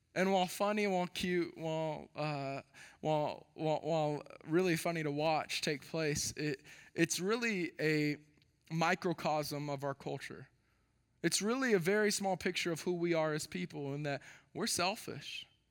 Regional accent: Texas, United States; moved away as an adult; born and raised in Texas

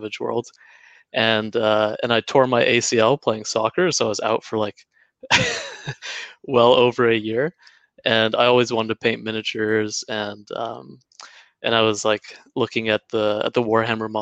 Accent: Canada; moved away as an adult; now in New Zealand; I'm originally Canadian, but be living here for 7 years.

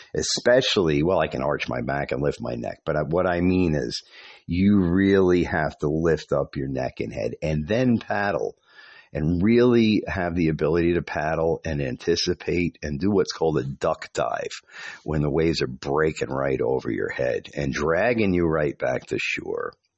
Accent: New York, United States; moved away; I was from New York.

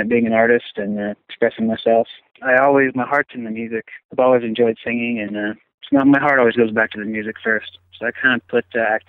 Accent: Oklahoma, United States; I'm from Oklahoma

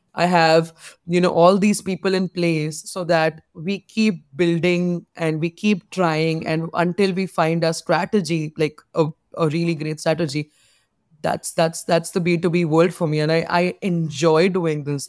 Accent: India; being an Indian girl

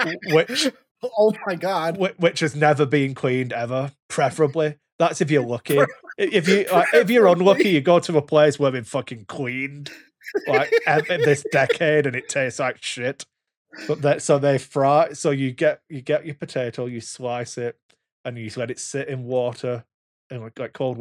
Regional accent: Wigan, North West England, United Kingdom; I'm from Wigan

